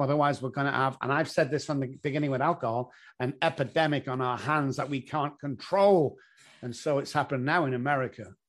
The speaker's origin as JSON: {"language": "English", "town": "Manchester", "region": "North West England", "country": "United Kingdom", "moved": "as an adult", "lives_now": "San Antonio, United States", "said": "I come from Manchester in England"}